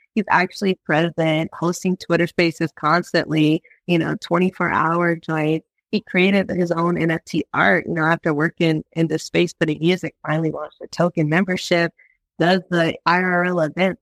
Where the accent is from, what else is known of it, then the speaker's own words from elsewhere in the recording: Virginia, United States; moved away; I'm like came from Virginia